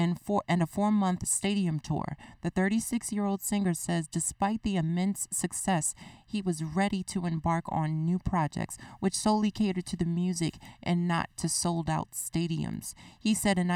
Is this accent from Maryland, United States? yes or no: yes; Baltimore, Maryland, United States; that cultural aspect of the Baltimorean will come out of me